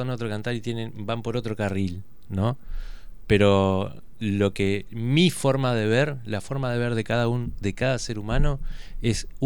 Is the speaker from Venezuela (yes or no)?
no; Argentina; Me considero argentino